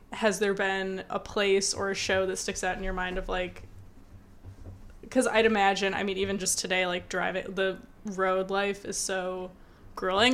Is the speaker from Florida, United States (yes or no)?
no; Michigan, United States; I grew up in Michigan